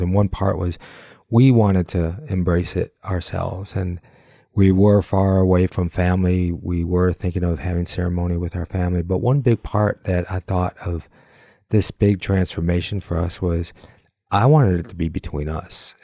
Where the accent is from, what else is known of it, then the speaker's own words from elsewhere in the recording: Michigan, United States; We have that commonality of growing up in Michigan